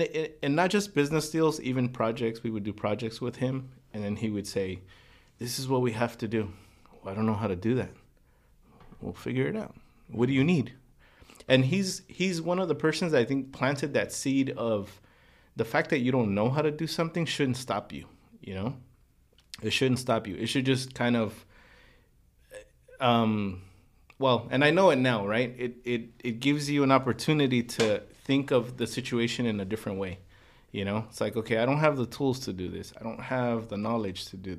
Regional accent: Los Angeles, California, United States; especially growing up in Boyle Heights, you don't get to talk to people who are involved in business decisions, planning, working with a lot of people.

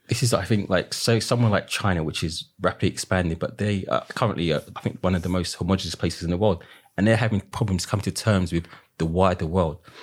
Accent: London, United Kingdom; growing up in the East End

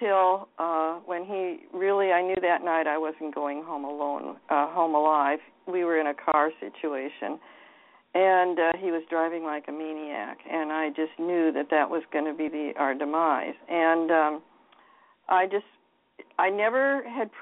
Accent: Seattle, Washington, United States; I was raised in Seattle, Washington. I've always lived in the Pacific Coast area

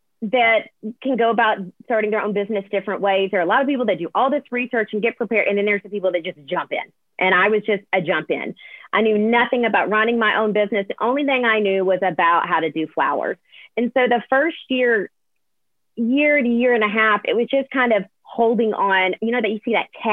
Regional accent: Alabama, United States; also born or lived in Nashville; I'm born and raised in Alabama.

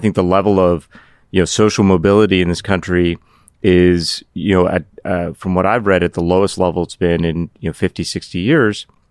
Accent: Pittsburgh, Pennsylvania, United States; also born or lived in Cardiff, Wales; my childhood, I grew up in Pittsburgh.

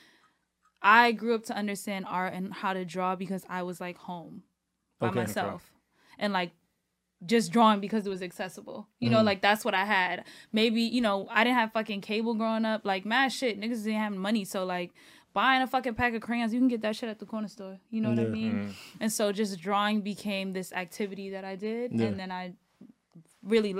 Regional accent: New York City, New York, United States; born or raised there; also born or lived in Fort Greene, Brooklyn / Bed-Stuy, Brooklyn

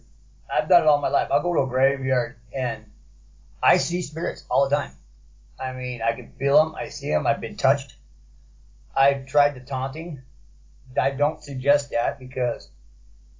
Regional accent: Compton, California, United States; also born or lived in Paramount, California / Watts, Los Angeles; I grew up in Compton, California, Paramount. I grew up in Watts, places like

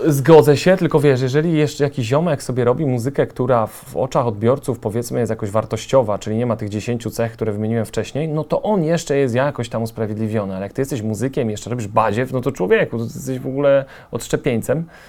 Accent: Częstochowa, Silesian Voivodeship, Poland; na Częstochowę mam zupełnie inne oko niż na Warszawę, czy no jestem stąd, jestem lokalnym patriotą

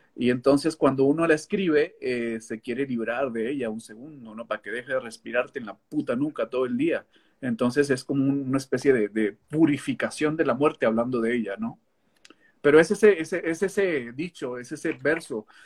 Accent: northern Mexico, Mexico; soy mexicano.

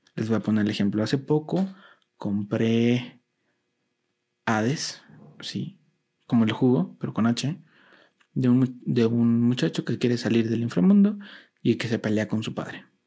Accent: Mexico; a mí como mexicano

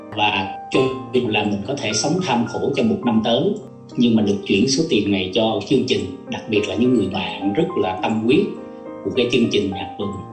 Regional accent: Ho Chi Minh City, Vietnam; Tôi là người dân Sài Gòn, sinh ra lớn lên ở đây.

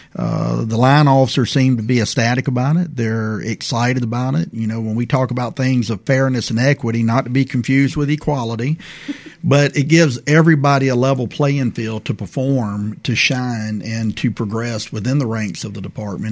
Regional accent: Prichard, Alabama, United States; I grew up in Pritchard, Alabama

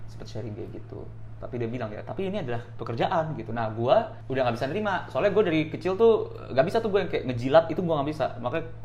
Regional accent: Jakarta, Indonesia; Orang nganggapnya gue itu orang Bandung tapi enggak. Gue itu born bred di Jakarta.

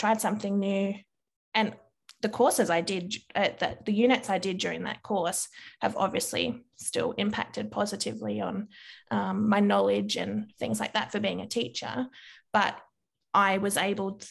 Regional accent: Victoria, Australia; also born or lived in New South Wales; I moved from New South Wales to Victoria, my teacher at the school that I started

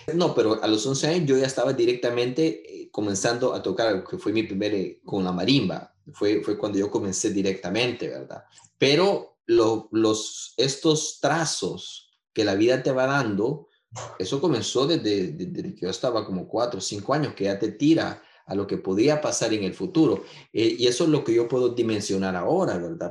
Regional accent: San Salvador, El Salvador; also born or lived in Usulután; now in Gatineau, Canada; soy salvadoreño, nací en San Salvador y viví en muchas partes de, de, de, nuestro querido Pulgarcito, incluyendo a, a Usulután

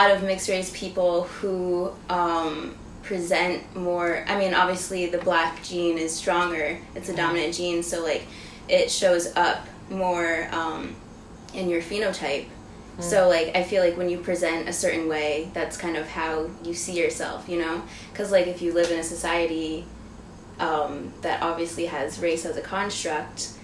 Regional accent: Niskayuna, New York, United States; also born or lived in California; we moved to New York State when I was, like, 3 years old. We moved to, like, a little town called Niskayuna outside of Schenectady, New York

